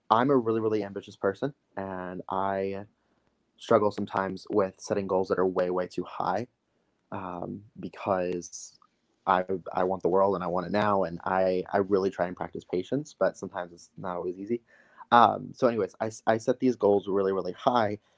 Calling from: Cedar Falls, Iowa, United States; Um, I'm in Cedar Falls, Iowa, small

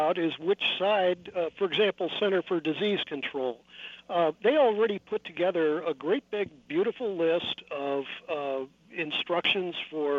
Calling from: California, United States; I'm calling you from California

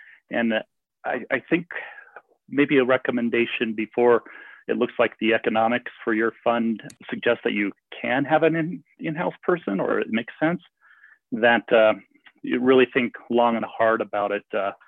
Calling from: Eagle, Colorado, United States; also born or lived in Boulder, Colorado; kind of followed Elizabeth to Eagle County in Colorado. So I'm calling you from Eagle, Colorado this morning.

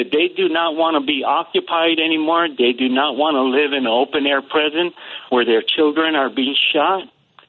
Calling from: North Carolina, United States; So calling from North Carolina

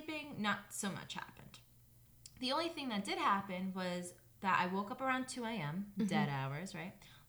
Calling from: Indiana, United States

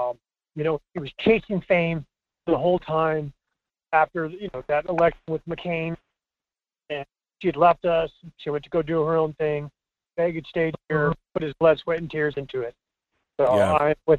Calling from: Fairbanks, Alaska, United States; This is …. I'm from Fairbanks.

